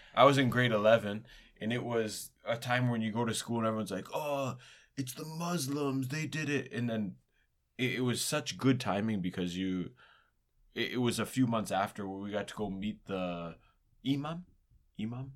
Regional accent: Ontario, Canada; growing up in Ontario

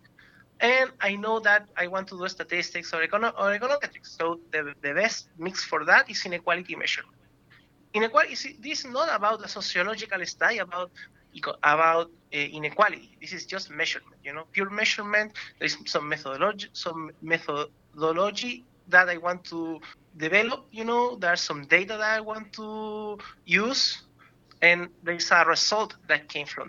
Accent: Chile; moved away as an adult; now in Vancouver, Canada; I came from Chile

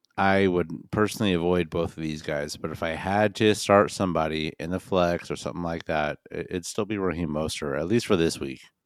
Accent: Midwest, United States; moved away; also born or lived in Illinois / Northwest; I'm also from the Midwest. I used to live in Illinois

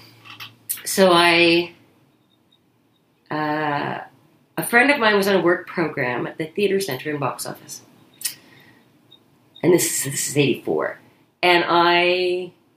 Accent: Kingston, Ontario, Canada; I grew up in Kingston, which had an incredibly high per capita amount of community theater

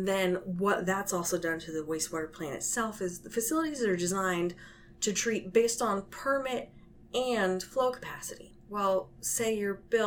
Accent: San Jose, California, United States; also born or lived in Portland, Oregon; I'm originally from San Jose, so I grew up around here

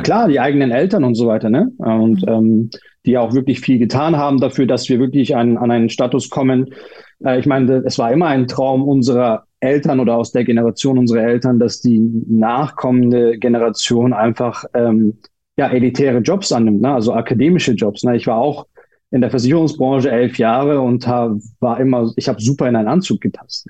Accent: Munich, Bavaria, Germany; moved away as an adult; also born or lived in Turkey; ich bin ja Münchner und das, das, wir waren in einer Ortschaft bei München, also im Landkreis von München

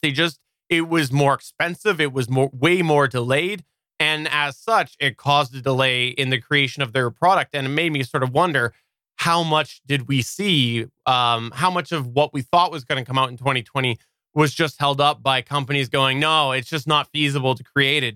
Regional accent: Canada; I'm Canadian

